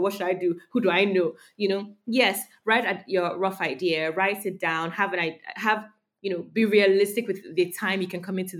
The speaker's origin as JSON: {"language": "English", "country": "Nigeria", "tie": "born or raised there", "said": "Growing up in Nigeria"}